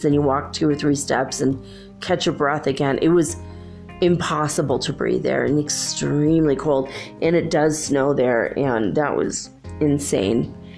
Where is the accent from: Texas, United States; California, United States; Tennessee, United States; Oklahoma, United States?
California, United States; moved away; also born or lived in Minnesota; I grew up in California